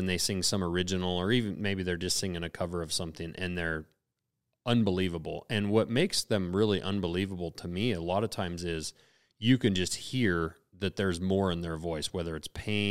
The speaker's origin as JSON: {"language": "English", "town": "Lincoln", "country": "United States", "tie": "born or raised there", "said": "I grew up in Lincoln"}